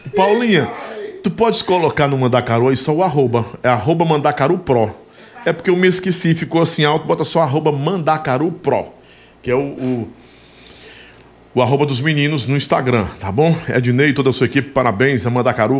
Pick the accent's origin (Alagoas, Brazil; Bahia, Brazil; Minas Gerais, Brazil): Bahia, Brazil; Sobradinho; moved away; a gente estava na Bahia em Sobradinho